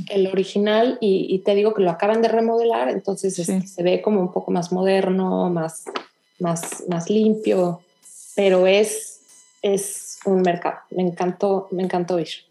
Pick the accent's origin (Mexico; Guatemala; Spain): Mexico; now in Houston, United States; soy mexicana